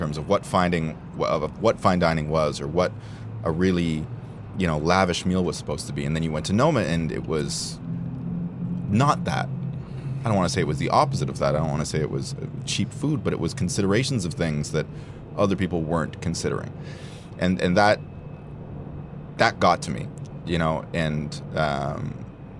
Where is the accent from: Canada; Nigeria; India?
Canada; Toronto, Ontario; In Toronto, born and raised